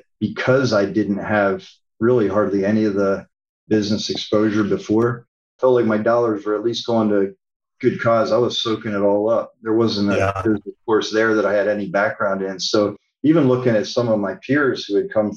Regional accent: Pennsylvania, United States; moved away; We're both from Pennsylvania

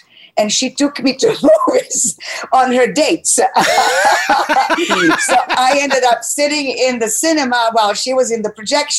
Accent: Croatia; English is a second language; moved away as an adult; also born or lived in Chicago / New York; I grew up in what was then Yugoslavia, now Croatia

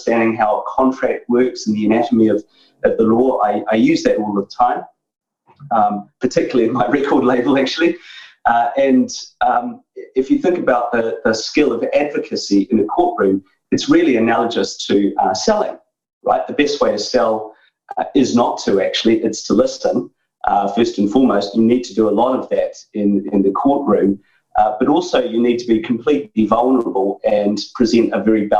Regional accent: New Zealand; moved away as an adult; now in United Kingdom; I grew up in New Zealand, so I'm Kiwi originally

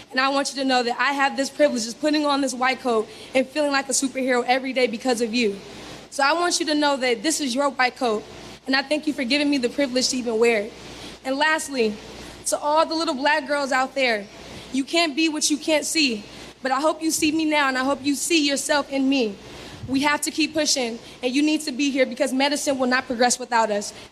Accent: Los Angeles, California, United States; moved away; I'm from Los Angeles, California.

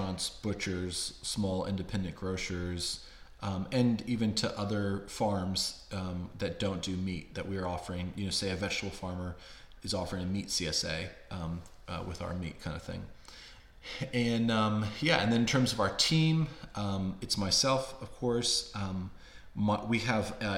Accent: Warrenton, Virginia, United States; we moved back to my hometown of Warrenton, Virginia, which is about 50 miles southwest of DC

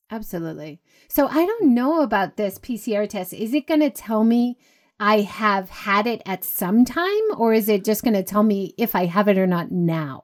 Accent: Hawaii, United States; moved away; I grew up in Hawaii.

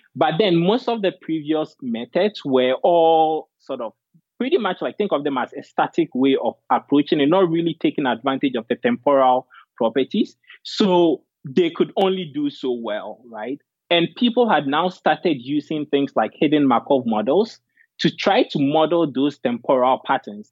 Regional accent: Ghana; moved away as an adult; also born or lived in Dartmouth; I was born and raised in Ghana and came to Dartmouth for undergrad

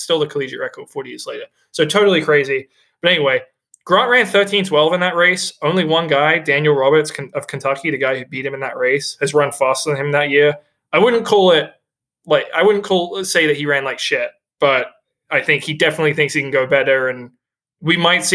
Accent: England, United Kingdom; now in Boston, United States; he wanted to know where I was from because he noticed my accent. And I told him I'm from England. But then I said I'm from Boston, as I live in Boston now.

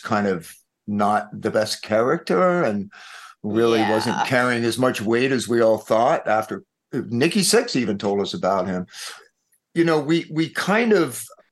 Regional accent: East Coast, United States; now in Los Angeles, United States; We're from the East Coast.

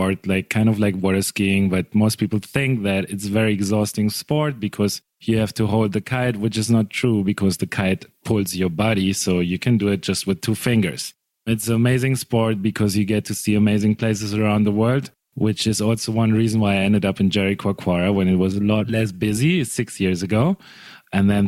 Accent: Germany; moved away as an adult; also born or lived in Cape Town, South Africa; I'm from Germany, but in 2005, I went to study in Cape Town.

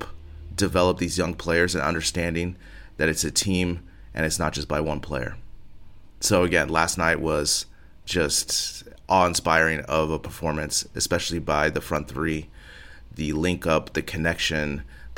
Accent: United States; now in Spain; As an American living abroad here

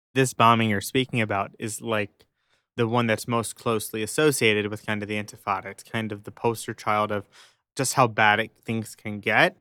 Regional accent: United States; I grew up in America

